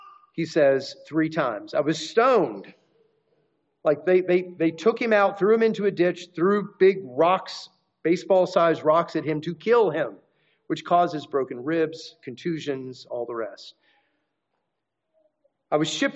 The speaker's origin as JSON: {"language": "English", "country": "United States", "said": "our rights as American citizens"}